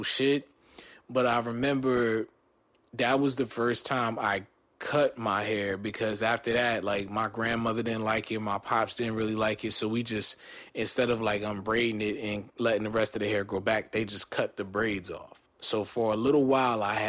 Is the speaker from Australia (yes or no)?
no; New Jersey, United States; also born or lived in Long Beach, California / Downey, California; I was born in Long Beach, raised in Jersey